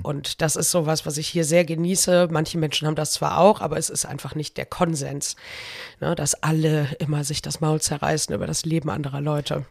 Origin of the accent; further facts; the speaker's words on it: Cologne, North Rhine-Westphalia, Germany; also born or lived in Brühl; ich bin geboren und aufgewachsen in Köln. Ich habe insgesamt 28 Jahre meines Lebens 28 Jahre meines Lebens da verbracht